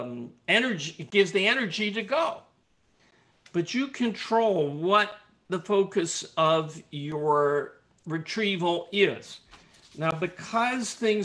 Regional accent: Richmond, Virginia, United States; I'm from Richmond

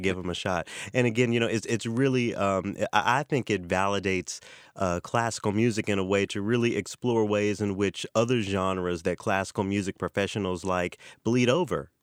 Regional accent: Memphis, Tennessee, United States; born or raised there; moved away

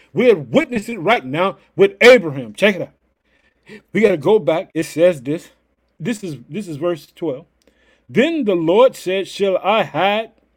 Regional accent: Illinois, United States; I live in the city of Chicago, but Illinois is my home state.

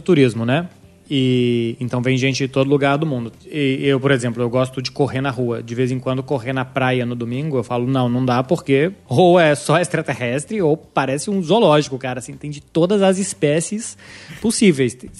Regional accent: Contagem, Minas Gerais, Brazil; Eu sou de BH, né? Na verdade, eu sou de Contagem, sou do bairro do Eldorado.

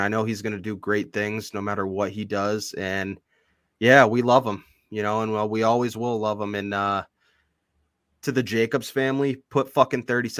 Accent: Boston, Massachusetts, United States; you know, I think about how lucky that, you know, we are to be from Massachusetts. from the Boston area.

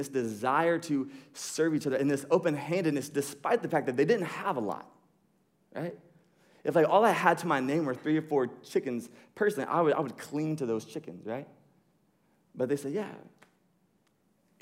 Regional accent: United States; we grew up in America

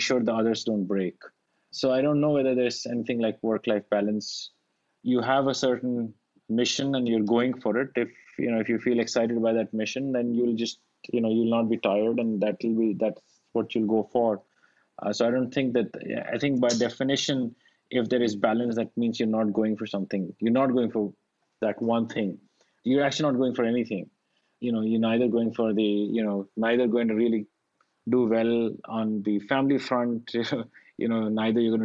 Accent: India; moved away; I grew up in India

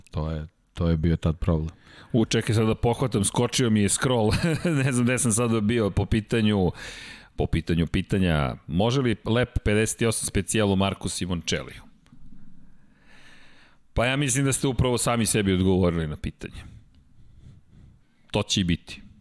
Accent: Belgrade, Serbia; Ja sam odrastao inače u Zemunu

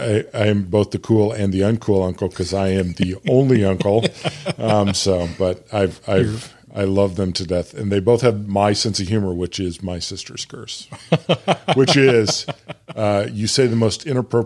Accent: Bloomington, Illinois, United States; but Illinois State, which was where I grew up in Bloomington Normal, when I went there was 20 or 25,000

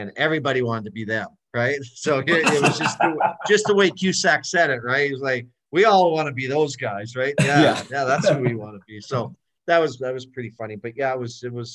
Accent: Edmonton, Alberta, Canada; moved away; I grew up in Edmonton watching the Oilers win cups

